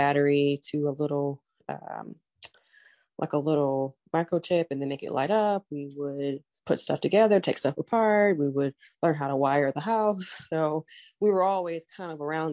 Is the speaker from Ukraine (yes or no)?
no; Southfield, Michigan, United States; I grew up in Southfield, Michigan, right outside of Detroit, Michigan